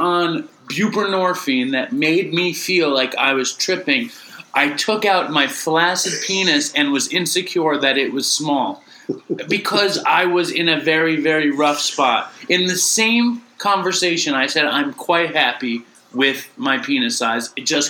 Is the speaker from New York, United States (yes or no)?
yes; New York, United States; here we are, like, from the Lower East Side of Manhattan.